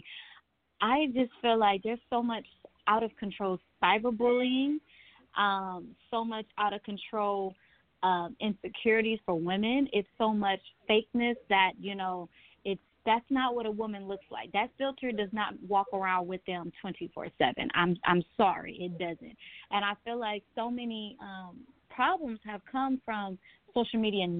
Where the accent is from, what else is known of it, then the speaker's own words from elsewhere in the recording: Houston, Texas, United States; also born or lived in Kansas City, Missouri; now in Atlanta, United States; I am from Kansas City, Missouri, but I was raised in Houston and then made my way to Atlanta, Georgia